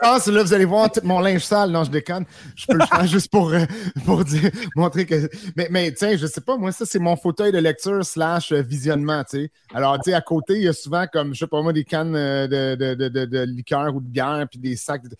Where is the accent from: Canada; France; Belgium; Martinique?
Canada; Quebec; je suis un Québécois